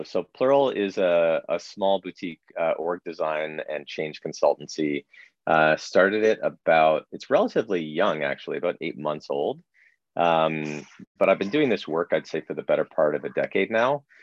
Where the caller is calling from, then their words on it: Toronto, Ontario, Canada; I am speaking from a uh, sunroom in the back of my home in Dufferin Grove, Toronto.